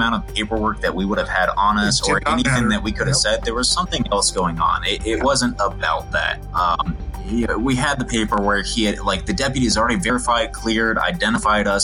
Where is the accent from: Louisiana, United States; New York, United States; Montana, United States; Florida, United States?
Florida, United States; I'm from Florida